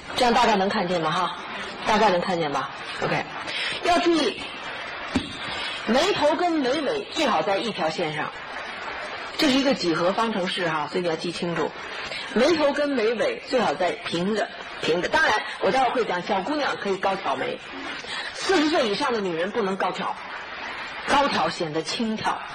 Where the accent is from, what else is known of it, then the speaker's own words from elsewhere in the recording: China; 尤其我们中国人，我们中国人喜欢什么？弯月眉